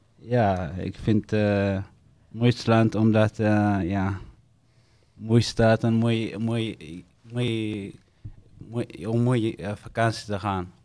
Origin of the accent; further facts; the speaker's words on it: Eritrea; now in Netherlands; ik kom uit Eritrea. Ik woon al zes jaar in Nederlands